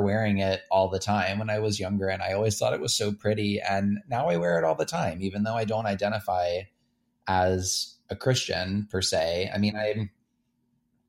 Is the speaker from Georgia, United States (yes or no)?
yes; Cartersville, Georgia, United States; moved away; I spent my whole life right outside of Atlanta. And I grew up in Cartersville.